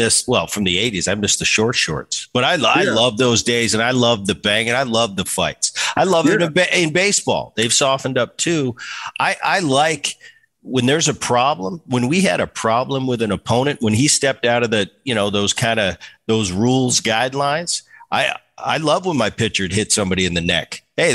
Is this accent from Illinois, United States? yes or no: no; Philadelphia, Pennsylvania, United States; And I grew up in Philly. So I'm watching the 70s and the 80s into the 90s.